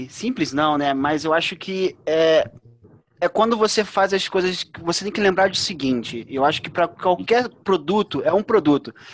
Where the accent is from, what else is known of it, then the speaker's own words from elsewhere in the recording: Duque de Caxias, Rio de Janeiro, Brazil; Eu sou de Caxias, né?